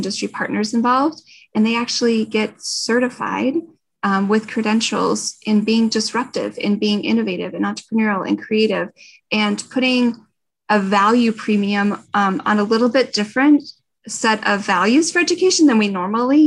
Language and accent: English; Durango, Colorado, United States; moved away as an adult; now in Denver, United States; I grew up near Durango, but I actually grew up on a ranch about 16 miles outside of Durango.